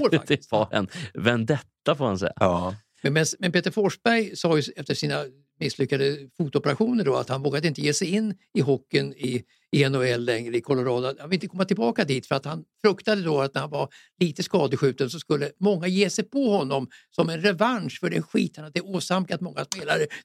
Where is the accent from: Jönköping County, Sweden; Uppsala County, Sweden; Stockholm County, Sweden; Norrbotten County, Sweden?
Stockholm County, Sweden; Stockholm; Så att jag är stockholmare också, så det ska inte vara helt omöjligt.